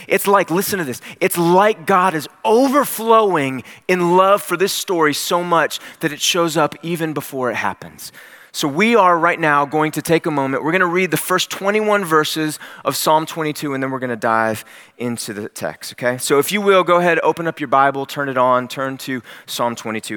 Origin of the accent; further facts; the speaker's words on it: Cleveland, Ohio, United States; I grew up in Cleveland, Ohio.